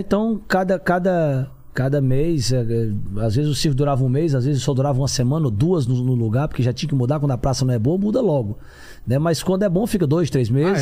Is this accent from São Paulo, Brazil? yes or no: no; Fortaleza, Ceará, Brazil; Eu, eu nasci em Fortaleza, Ceará